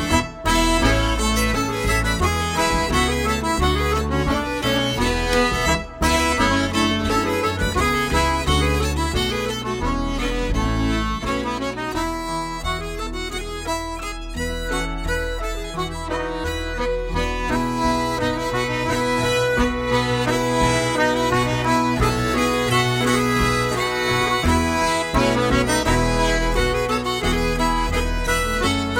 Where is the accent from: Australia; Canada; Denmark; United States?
Denmark; I'm from Denmark